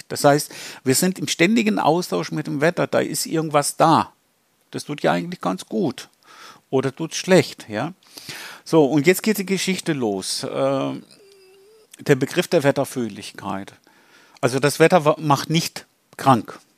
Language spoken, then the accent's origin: German; Greece; German is a second language; Weil da hatten wir 1987 eine große Hitzewelle in Athen gehabt, bin ich ja selber Grieche.